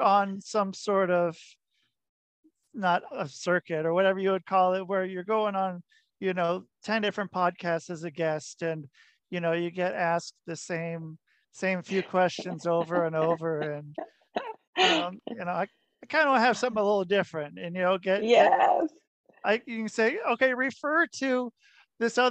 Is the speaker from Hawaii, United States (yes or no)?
no; Oregon, United States; now in New York, United States; I'm from Oregon